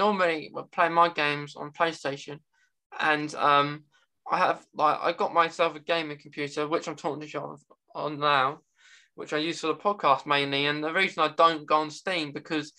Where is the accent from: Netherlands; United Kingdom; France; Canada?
United Kingdom; over in the UK, we don't have states, we have like cities and towns